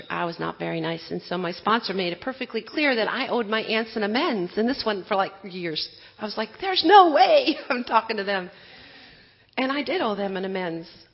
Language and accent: English; Wisconsin, United States; moved away; I grew up in Wisconsin.